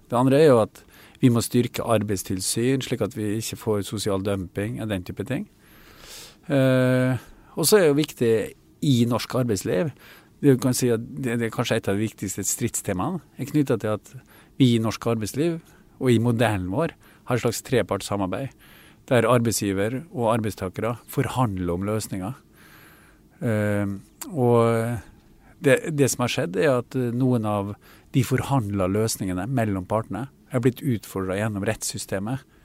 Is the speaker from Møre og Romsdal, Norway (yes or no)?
yes; Kristiansund, Møre og Romsdal, Norway; min hjemby og sykehuset i Kristiansund